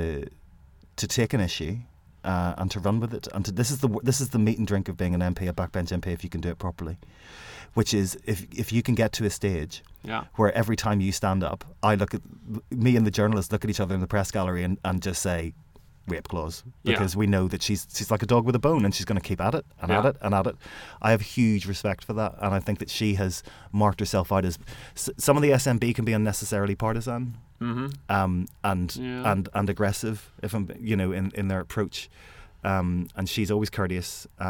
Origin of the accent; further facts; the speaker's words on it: Belfast, Northern Ireland, United Kingdom; my home state where I grew up is Belfast East